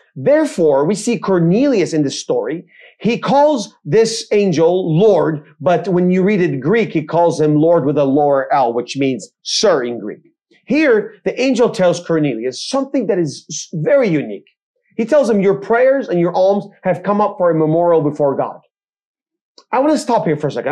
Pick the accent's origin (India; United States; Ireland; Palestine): Palestine; Bethlehem, West Bank; also born or lived in Jerusalem; I grew up in Israel, I mentioned I was born in Jerusalem. I grew up uh, in Bethlehem amongst the Palestinian communities